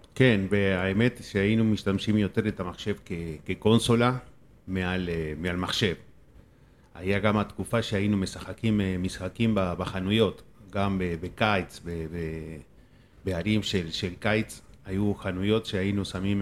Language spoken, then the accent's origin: Hebrew; Argentina; Hebrew is a second language; now in Israel; אני בא מארגנטינה